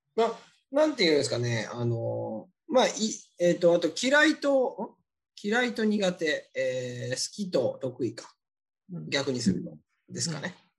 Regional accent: Japan; born or raised there; moved away

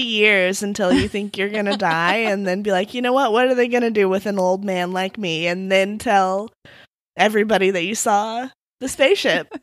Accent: Midwest, United States; I'm from the Midwest

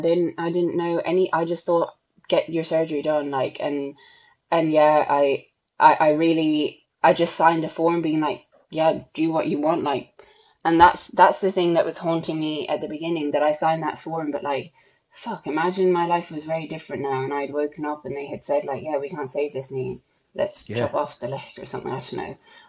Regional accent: Ireland; I'm the Irish national champion.

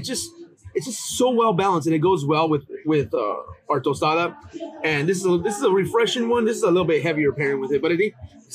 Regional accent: Anaheim, California, United States; also born or lived in Chicago; I'm from Anaheim, California.

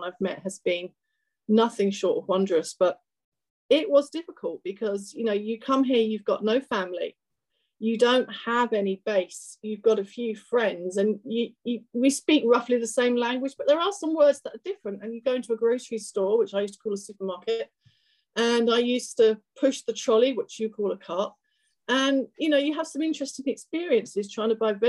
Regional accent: London, United Kingdom; moved away as an adult; now in Maple Grove, United States; I was born in London on a foggy day many moons ago in London, the UK.

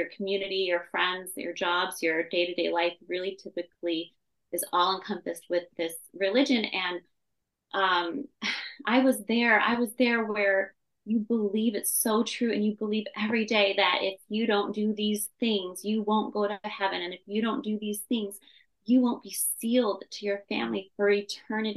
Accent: Temecula, California, United States; also born or lived in Orange County, California; I was born in Orange County, California, but I was raised in Temecula, California, which is just an hour south of it. So Southern California, born and raised

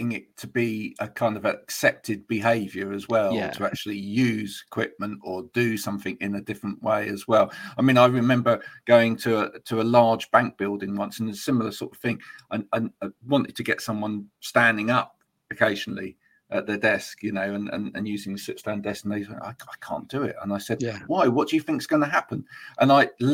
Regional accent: United Kingdom; we're very British

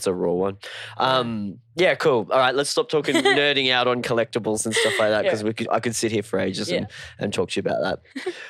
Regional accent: Cairns, Queensland, Australia; moved away; also born or lived in Townsville; I grew up in Cairns.

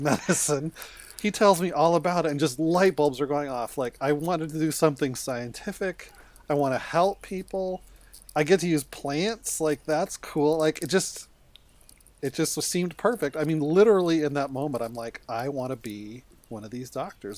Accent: Colorado, United States; moved away as an adult; now in Seattle, United States; I'd never lived outside of Colorado

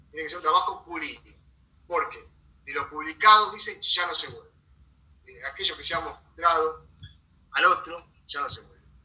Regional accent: La Plata, Buenos Aires Province, Argentina; Yo soy de La Plata.

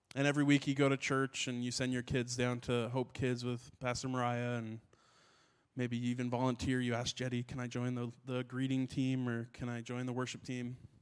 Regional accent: Ottawa, Ontario, Canada; I grew up in Ottawa, and uh, in Ottawa

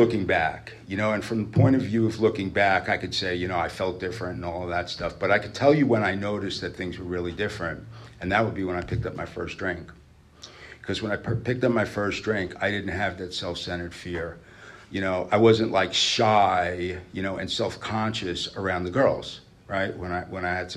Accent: New York City, New York, United States; moved away; I'm not from here originally. I grew up in New York. I was born in Brooklyn

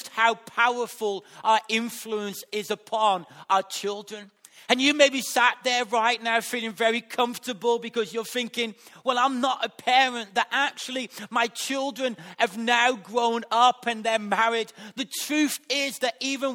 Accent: West Bromwich, West Midlands, United Kingdom; accent: Black Country; where I was brought up in West Bromwich. And that has influenced my accent. The way that I speak has been influenced by the area that I've been grown up in the black country

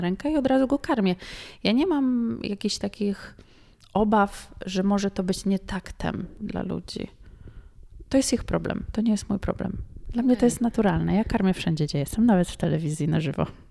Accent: Poland; Ja mówię, że nie, z Polski

